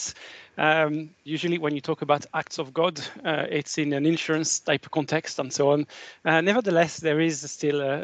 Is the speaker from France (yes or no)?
yes; France; moved away as an adult; now in Scotland, United Kingdom; from my accent, you probably guessed I was born in France. And I've been living in Scotland for 26, 27 years